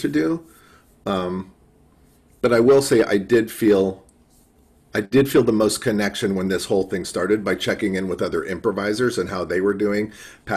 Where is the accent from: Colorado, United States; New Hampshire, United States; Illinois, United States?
Illinois, United States; Chicago; I'm from Chicago